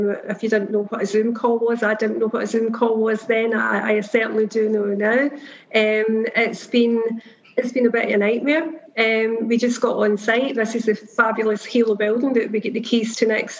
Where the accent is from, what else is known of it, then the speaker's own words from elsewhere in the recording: Kilmarnock, Scotland, United Kingdom; also born or lived in Symington / Belfast; I grew up in Kilmarnock, an industrial town on the west coast of Scotland